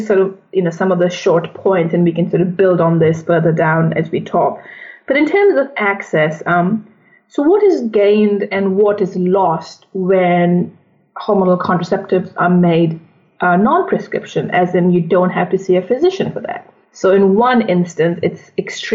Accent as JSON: {"language": "English", "country": "India", "also_born_or_lived": "United States", "moved": "yes", "said": "I'm originally from India."}